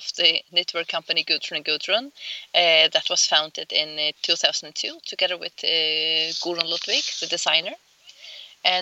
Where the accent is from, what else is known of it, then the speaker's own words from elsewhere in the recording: Faroe Islands; moved away; We grew up on the Faroe Islands